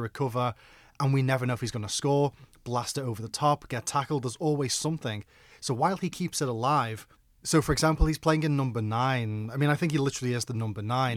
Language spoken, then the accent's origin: English; Liverpool, North West England, United Kingdom; I'm from Liverpool